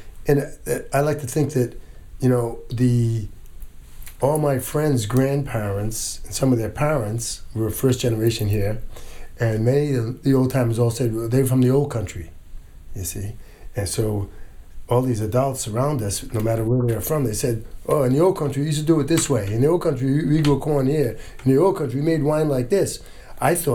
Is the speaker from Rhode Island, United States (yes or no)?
yes; North Providence, Rhode Island, United States; also born or lived in Boston; We grew up in North Providence in a little cape that she built